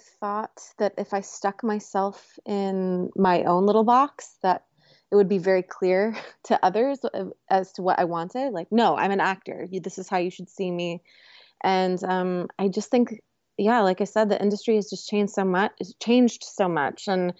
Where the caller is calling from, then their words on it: Los Angeles, California, United States; Los Angeles, California.